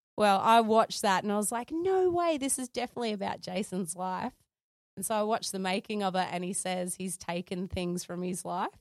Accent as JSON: {"language": "English", "town": "Sydney", "region": "New South Wales", "country": "Australia", "tie": "born or raised there", "said": "I grew up in Sydney, Carlingford"}